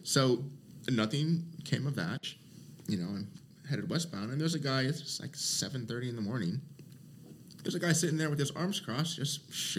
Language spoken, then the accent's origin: English; Portland, Oregon, United States; Northeast Portland.